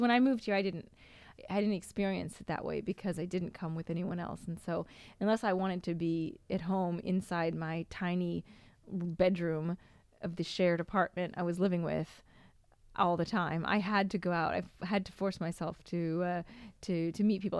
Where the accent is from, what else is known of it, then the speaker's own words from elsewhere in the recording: Seattle, Washington, United States; moved away; also born or lived in Boston; I'm from Seattle